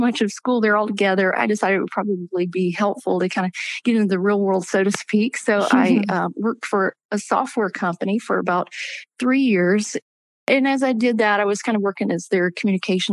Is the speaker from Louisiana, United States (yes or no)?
yes; Louisiana, United States; I grew up in Louisiana and had just a wonderful church family